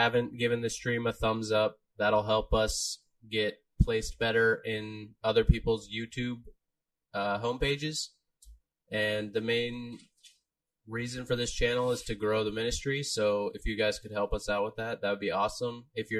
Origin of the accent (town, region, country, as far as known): Florida, United States